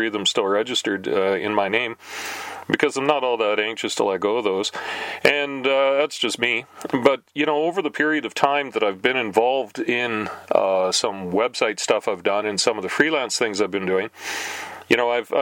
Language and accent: English; Canada; we're Canadian